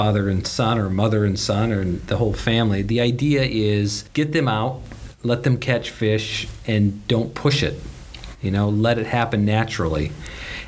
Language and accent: English; North Dakota, United States; now in Chicago, United States; I grew up in North Dakota